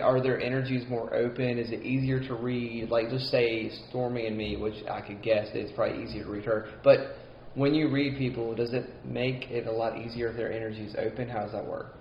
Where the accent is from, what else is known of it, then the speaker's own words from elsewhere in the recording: Mississippi, United States; accent: twang; I'm Mississippi. It's as Southern as you can get.